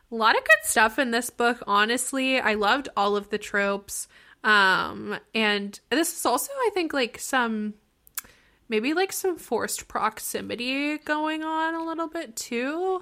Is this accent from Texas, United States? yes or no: no; Pittsburgh, Pennsylvania, United States; I am also from Pittsburgh